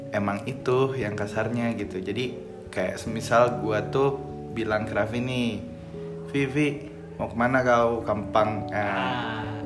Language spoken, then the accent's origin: Indonesian; Bandung, West Java, Indonesia; ya gue gue sendiri tuh berasal dari Bandung